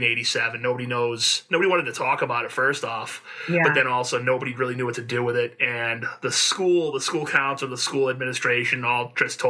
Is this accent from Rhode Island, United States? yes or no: yes; Warwick, Rhode Island, United States; I grew up in Warwick, Rhode Island, back in the in the mid 80s into the 90s.